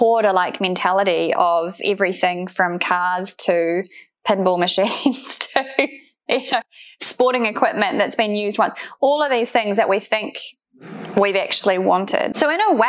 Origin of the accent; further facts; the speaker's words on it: New Zealand; I'm obviously from New Zealand